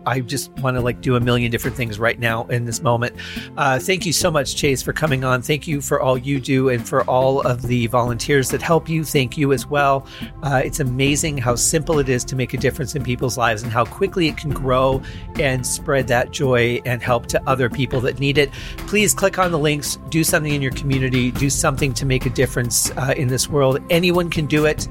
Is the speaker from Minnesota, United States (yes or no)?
no; Michigan, United States; moved away; when I was growing up in Michigan